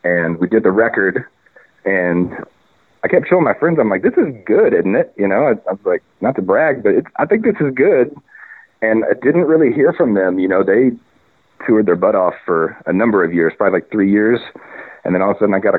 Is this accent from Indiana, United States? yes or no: yes; Indiana, United States; moved away as an adult; now in Portland, United States; I'm from Indiana and, I graduated from Indiana University in the audio program